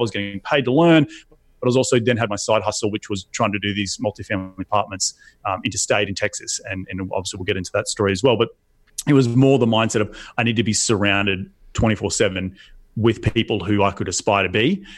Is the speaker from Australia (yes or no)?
yes; Australia; moved away as an adult; also born or lived in New York City, United States; now in United States; my home country of Australia